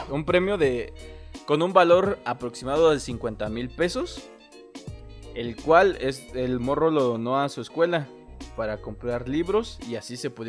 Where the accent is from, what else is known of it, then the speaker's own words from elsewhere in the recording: Oaxaca, Mexico; todos como oaxaqueños